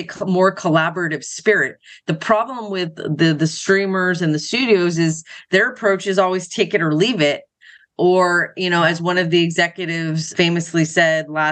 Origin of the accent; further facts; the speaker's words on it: Los Angeles, California, United States; I grew up in Los Angeles, so I was pretty much around it my entire life